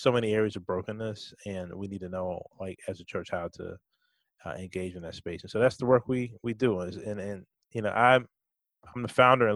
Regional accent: Richmond, Virginia, United States; I'm from Richmond, Virginia.

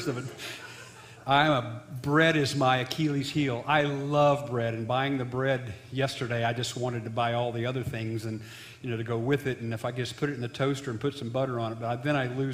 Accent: Jonesboro, Illinois, United States; I grew up in Jonesboro, Illinois

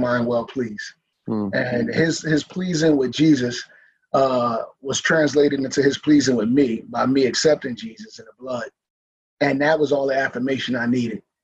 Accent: Philadelphia, Pennsylvania, United States; I'm from Philadelphia, from North Philly, born and raised

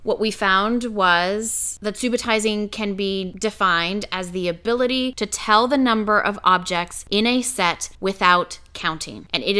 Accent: Canada; I'm Canadian.

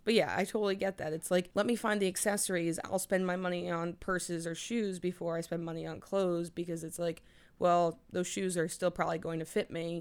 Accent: New Jersey, United States; also born or lived in New Orleans; I was born in New Orleans, but I've lived in New Jersey since I was two

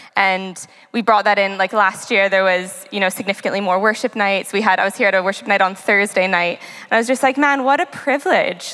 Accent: Canada; moved away as an adult; now in Southampton, United Kingdom; I'm from Canada

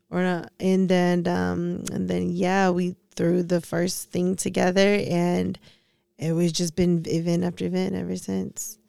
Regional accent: Detroit, Michigan, United States; also born or lived in New York; I lived in New York, I'm not from New York, I'm from Detroit.

